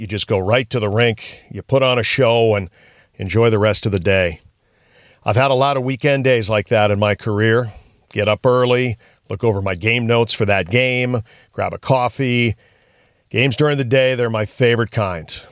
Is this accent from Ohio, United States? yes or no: yes; Ohio, United States; also born or lived in Minnesota; We did a lot of growing up in Minnesota, more in Ohio when my dad changed jobs